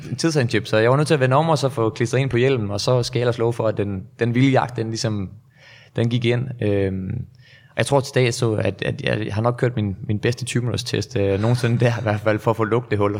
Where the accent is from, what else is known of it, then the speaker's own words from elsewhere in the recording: North Jutland, North Denmark Region, Denmark; moved away; Jeg er jo oprindelig fra Nordjylland